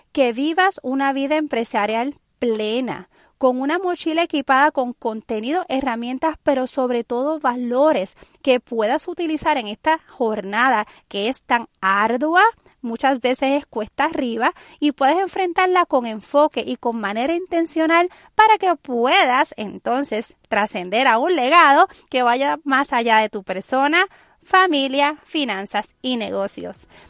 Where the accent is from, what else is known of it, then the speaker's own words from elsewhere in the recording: San Juan, Puerto Rico; soy puertorriqueña, nacida en la capital de San Juan, Puerto Rico